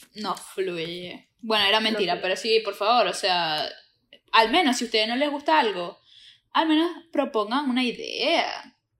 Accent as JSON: {"language": "Spanish", "town": "Maracaibo", "region": "Zulia", "country": "Venezuela", "moved": "yes", "lives_now": "Florida, United States", "said": "venimos de la Tierra del Sol amado"}